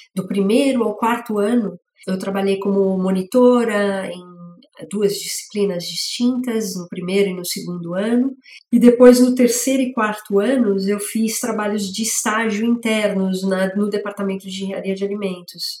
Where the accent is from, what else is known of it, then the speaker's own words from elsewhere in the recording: São Paulo, Brazil; also born or lived in England; eu sou de São Paulo, nasci né, na região da zona leste da cidade